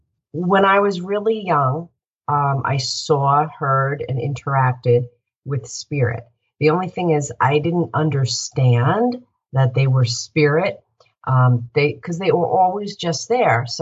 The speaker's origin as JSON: {"language": "English", "town": "Northport", "region": "New York", "country": "United States", "tie": "born or raised there", "also_born_or_lived": "Boston", "said": "I grew up in my hometown of Northport, which I love."}